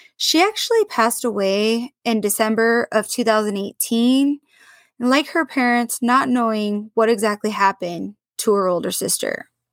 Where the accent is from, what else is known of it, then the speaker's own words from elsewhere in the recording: Portland, Oregon, United States; my hometown of Portland, Oregon